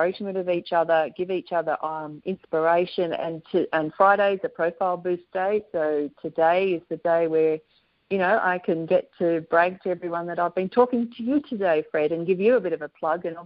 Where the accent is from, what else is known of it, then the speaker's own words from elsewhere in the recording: Australia; accent: Aussie; The Americans, when I say it, tend to mix up my Aussie accent